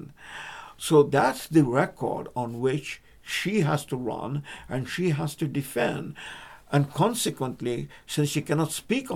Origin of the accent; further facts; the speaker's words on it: Canada; We're Canadian.